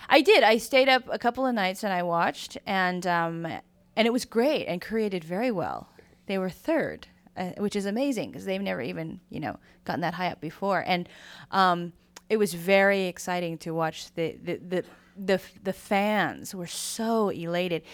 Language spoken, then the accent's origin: English; San Francisco, California, United States; I grew up in San Francisco